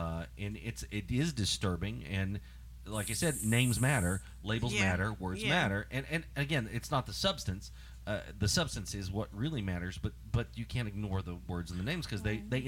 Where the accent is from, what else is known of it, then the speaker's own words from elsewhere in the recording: Beckley, West Virginia, United States; I'm from Beckley